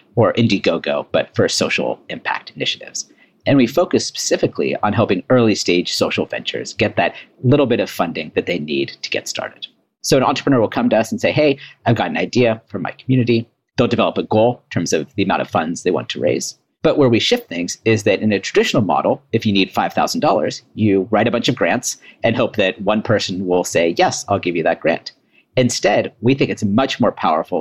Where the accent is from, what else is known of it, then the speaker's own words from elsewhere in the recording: Bay Area, Silicon Valley, California, United States; moved away as an adult; also born or lived in Washington, D.C.; me growing up in the Bay Area, in Silicon Valley, in the heart of innovation